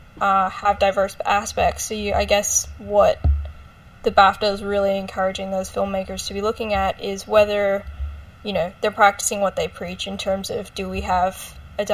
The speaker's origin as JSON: {"language": "English", "country": "Australia", "said": "because I'm from Australia"}